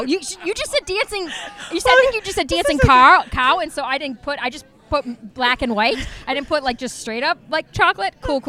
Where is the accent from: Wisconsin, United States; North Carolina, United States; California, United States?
Wisconsin, United States; I'm from Wisconsin